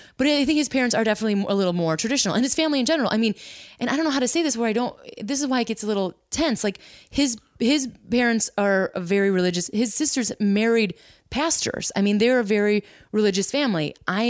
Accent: Midwest, United States; Maybe it is Midwestern. Like, and we're from the Midwest, right?

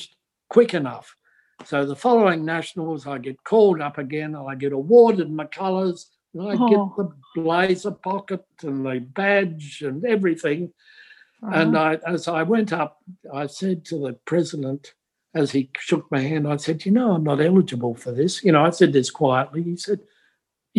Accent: Australia; also born or lived in Brisbane, Queensland; as an Australian

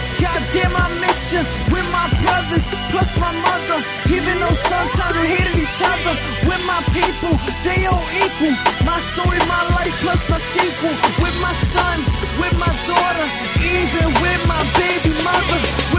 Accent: New York, United States; Remind you, I'm from New York.

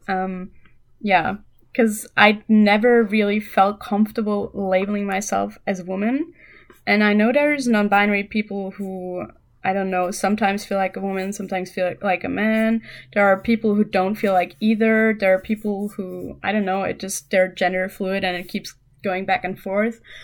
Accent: Germany; English is a second language; I'm from Germany, um, still live here

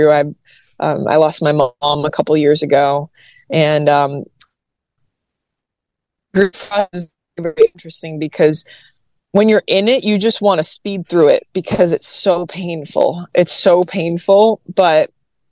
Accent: Massachusetts, United States; now in Nashville, United States; born and raised in Massachusetts, everybody in New England is Catholic

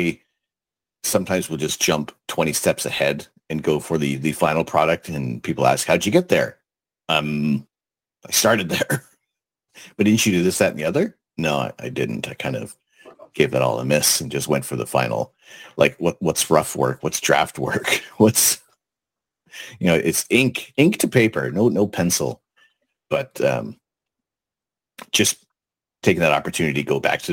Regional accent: Toronto, Ontario, Canada; moved away as an adult; also born or lived in Colchester, United Kingdom; born and raised in Toronto

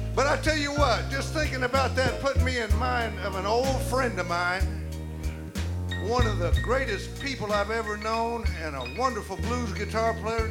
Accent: Tulsa, Oklahoma, United States; we were driving around Tulsa, Oklahoma one night. That's my hometown.

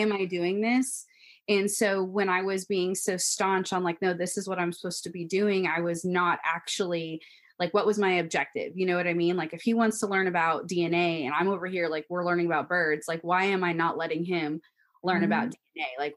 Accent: Washington, United States; moved away as an adult; I'm from Washington State

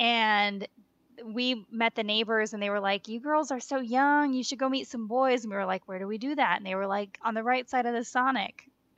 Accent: Wisconsin, United States; growing up in Wisconsin.

